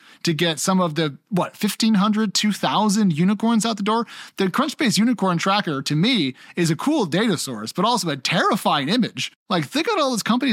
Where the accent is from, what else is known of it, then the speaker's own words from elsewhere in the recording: United States; my home country